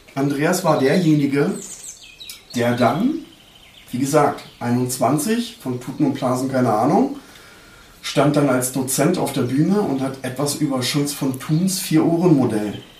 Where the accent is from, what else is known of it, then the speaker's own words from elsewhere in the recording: Neukölln, Berlin, Germany; moved away; meinem Heimatbezirk Neukölln